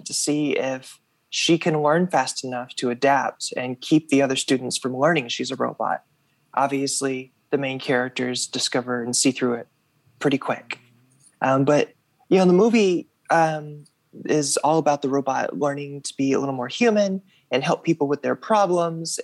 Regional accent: Russellville, Arkansas, United States; also born or lived in Fayetteville, Arkansas; when I was growing up in Russellville, Arkansas

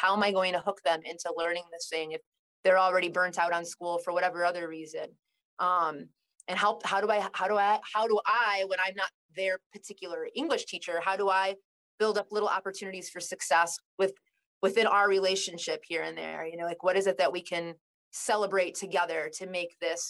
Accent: Kirkland, Illinois, United States; I grew up in Kirkland, Illinois

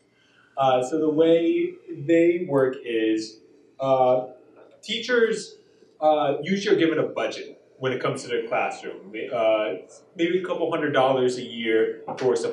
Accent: New Jersey, United States; moved away as an adult; now in Wichita, United States; I'm originally from New Jersey

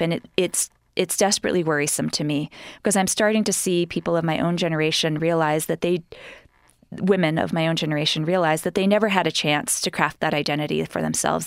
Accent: New York City, New York, United States; moved away as an adult; now in Utah, United States; growing up in New York, going to my, my all girls school

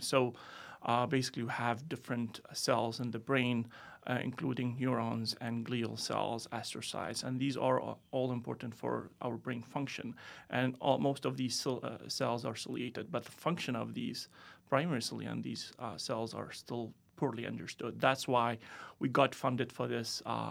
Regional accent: Tunisia; moved away as an adult; also born or lived in France; now in United States; I'm originally from Tunisia

